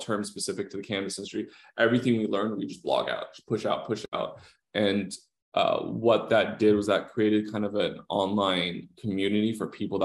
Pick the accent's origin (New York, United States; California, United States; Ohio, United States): California, United States; Los Angeles; I'm from Southern California, I'm from